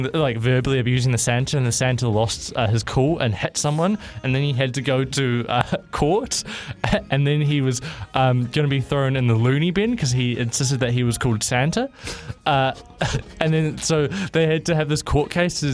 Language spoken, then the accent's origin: English; New Zealand; I'm Kiwi